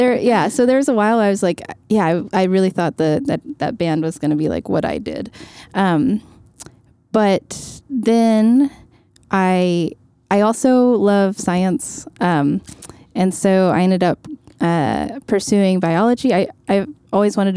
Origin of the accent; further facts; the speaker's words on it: Louisville, Kentucky, United States; now in New York, United States; I grew up in Kentucky in Louisville